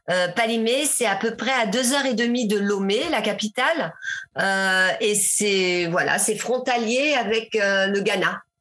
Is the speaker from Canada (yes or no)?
no; Burkina Faso; now in Togo; je suis passée du Sénégal, euh, je suis repassée euh, chez moi au Burkina